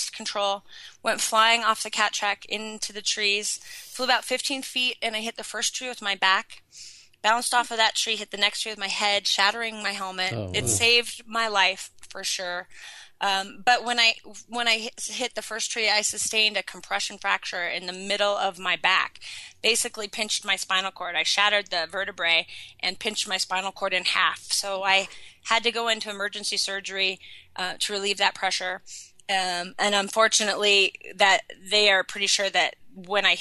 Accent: Sun Valley, Idaho, United States; born or raised there

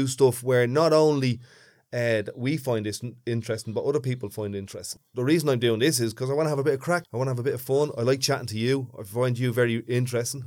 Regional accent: Dublin, Leinster, Ireland; accent: big thick Dublin

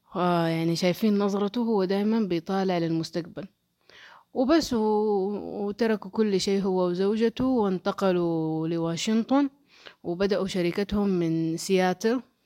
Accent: Saudi Arabia; عندنا في السعودية

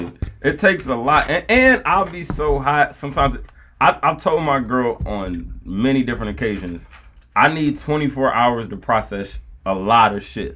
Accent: Milwaukee, Wisconsin, United States; also born or lived in Nigeria

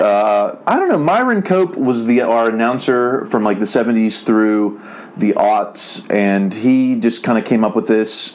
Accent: Uniontown, Pennsylvania, United States; now in Los Angeles, United States; the Big Mac was invented in Uniontown, my hometown

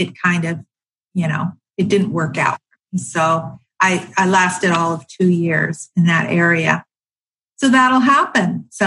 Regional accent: San Diego, California, United States; moved away as an adult; I was born in San Diego and it was a great place to move, to grow up

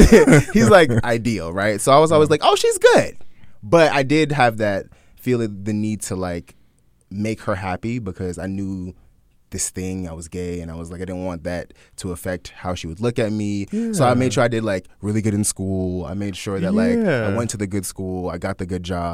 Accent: Jamaica; No, I'm Jamaican.

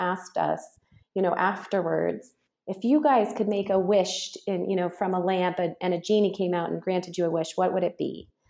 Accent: Reno, Nevada, United States; Reno, Nevada. Yeah.

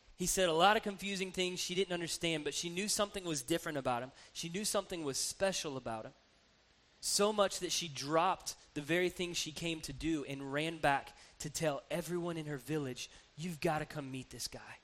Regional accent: Atlanta, Georgia, United States; now in Columbus, United States; I grew up in Atlanta

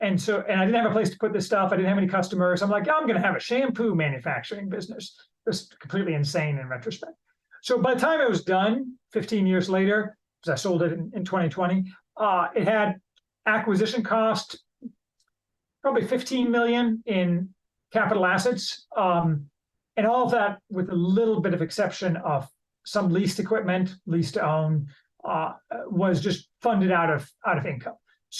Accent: Chicago, Illinois, United States; now in Indiana, United States; returned to Indiana, where I'm from Chicago, to take a business job

